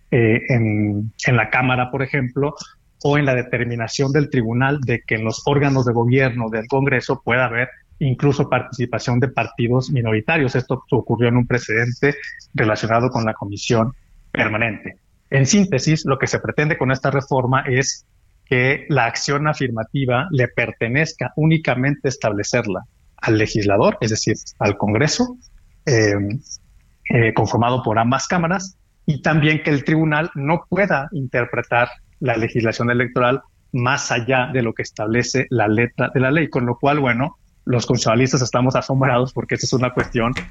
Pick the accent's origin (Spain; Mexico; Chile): Mexico